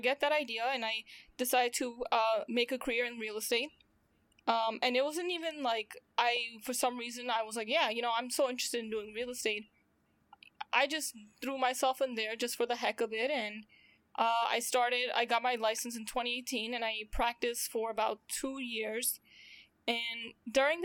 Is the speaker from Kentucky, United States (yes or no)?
no; New York, United States; I'm from New York, currently still in New York